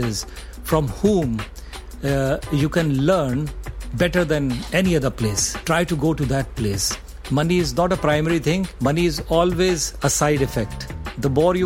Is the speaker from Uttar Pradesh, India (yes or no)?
yes; Agra, Uttar Pradesh, India; I grew up in Agra